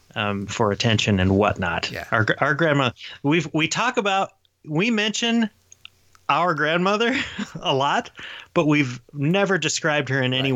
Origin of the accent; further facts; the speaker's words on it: Sevierville, Tennessee, United States; where I grew up down on Pain uh, Street, uh, Street in in Sevierville